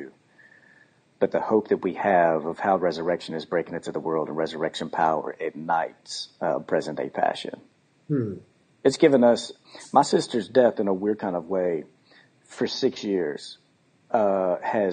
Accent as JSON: {"language": "English", "region": "Texas", "country": "United States", "moved": "yes", "lives_now": "Memphis, United States", "said": "we're both from Texas, but we don't have Texas stuff on our house"}